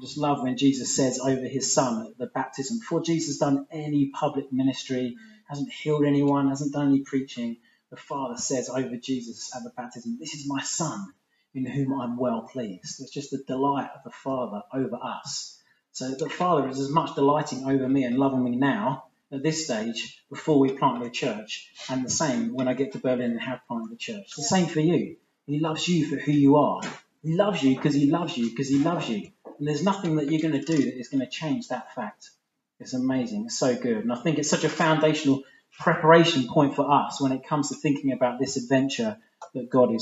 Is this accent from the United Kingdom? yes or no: yes; England, United Kingdom; I'm an English guy.